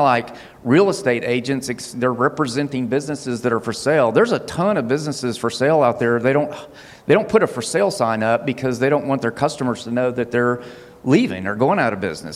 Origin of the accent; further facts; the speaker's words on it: Huntsville, Alabama, United States; also born or lived in Hazel Green; we were raised here in Huntsville